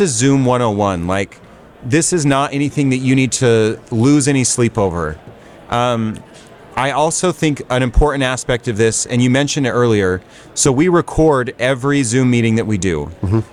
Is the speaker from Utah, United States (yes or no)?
yes; Salt Lake City, Utah, United States; I am from Salt Lake City, Utah. We run a brokerage and a property management company